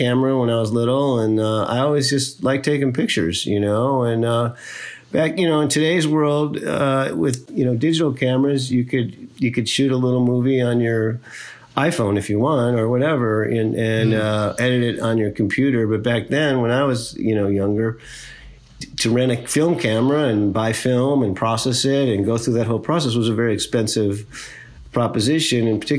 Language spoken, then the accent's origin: English; Midwest, United States; I grew up in the Midwest in the United States